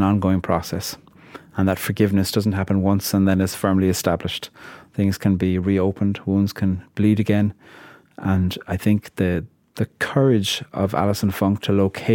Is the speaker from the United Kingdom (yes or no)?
no; Ireland; I'm a poet from Ireland.